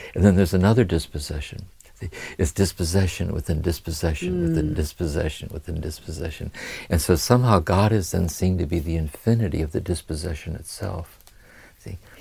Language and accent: English; Akron, Ohio, United States; growing up in Akron, Ohio, with a violent alcoholic father